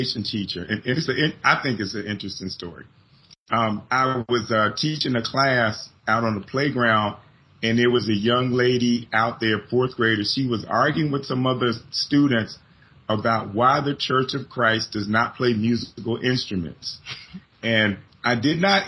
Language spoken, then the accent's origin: English; Philadelphia, Pennsylvania, United States; moved away as an adult; also born or lived in Palatka, Florida; now in Jacksonville, United States; I'm originally from Philly